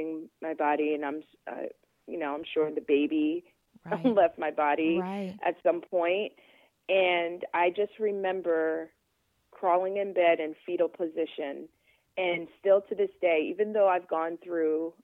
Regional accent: East Stroudsburg, Pennsylvania, United States; moved away as an adult; also born or lived in West Chester, Pennsylvania; my hometown. I'm from the Poconos.

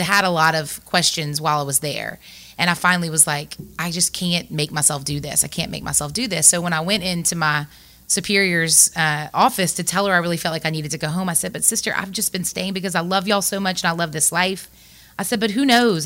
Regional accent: Lafayette, Louisiana, United States; I grew up in Lafayette

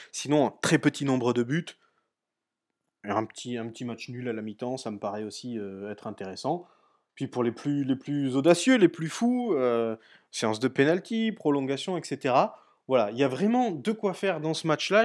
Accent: France; on est français

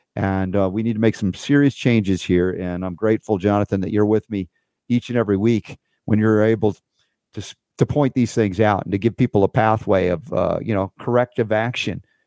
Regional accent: United States; I'm an American. I've been here my whole life.

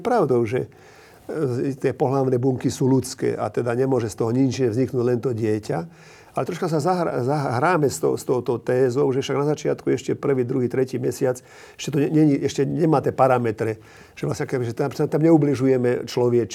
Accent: Slovakia; My sme Slováci taký, taký chorý národ svojím spôsobom

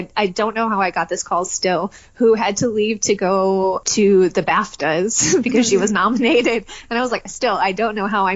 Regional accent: Detroit, Michigan, United States; moved away; also born or lived in Atlanta; I grew up in Detroit

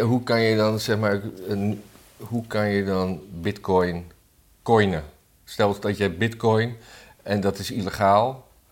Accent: Blaricum, North Holland, Netherlands; moved away

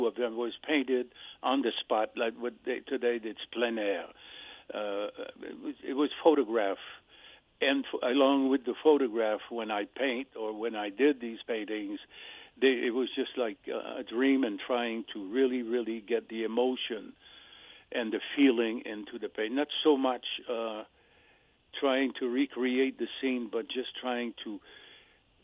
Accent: Sherbrooke, Quebec, Canada; moved away as an adult; now in United States; I was born in Sherbrooke in Quebec, Canada

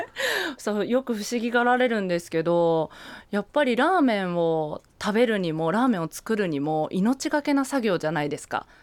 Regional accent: Ichinomiya, Aichi, Japan; moved away as an adult; now in Tokyo, Japan; 愛知県の一宮市出身なんですけど

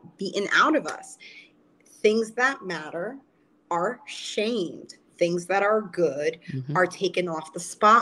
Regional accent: New York, United States; I'm a New Yorker

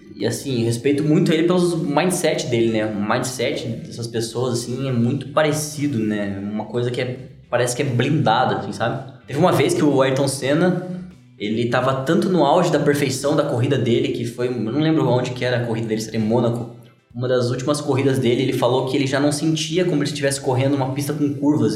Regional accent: Brazil; eu sou do Brasil

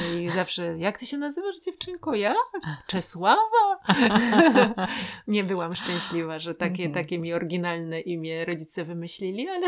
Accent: Ustroń, Silesian Voivodeship, Poland; urodziłam się, jestem góralką, mhm. urodziłam się na południu Polski

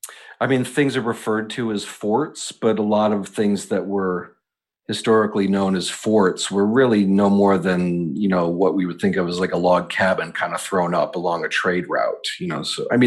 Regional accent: Northeast, United States; now in New York City, United States; one of the benefits of living here in New York City and growing up in the Northeast is the proximity to so many of these things

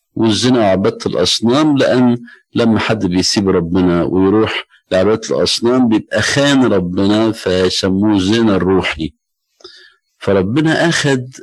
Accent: Egypt; عندنا في مصر

